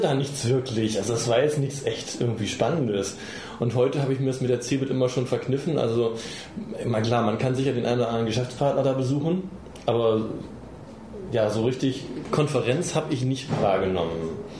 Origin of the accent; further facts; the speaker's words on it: Berlin, Germany; als Berliner